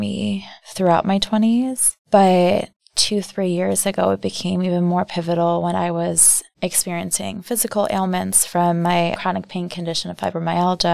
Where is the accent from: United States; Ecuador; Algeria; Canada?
United States; outside of Chicago, Illinois; now in Milwaukee, United States; I was born outside of Chicago. Both my parents are from Iran, came here when they were young, and my brother and I were born in the U.S.